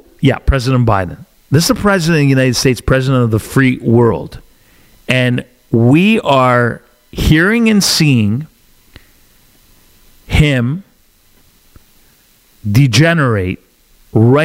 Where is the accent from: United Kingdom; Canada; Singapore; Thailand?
Canada; I'm Canadian